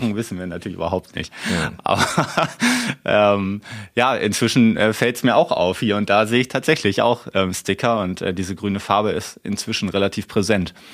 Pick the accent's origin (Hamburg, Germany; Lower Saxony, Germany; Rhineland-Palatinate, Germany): Hamburg, Germany; moved away; ich bin äh, ja gebürtiger Hamburger